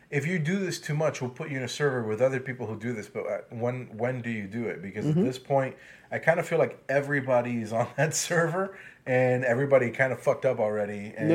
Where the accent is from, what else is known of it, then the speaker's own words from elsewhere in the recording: Miami, Florida, United States; I'm from Miami.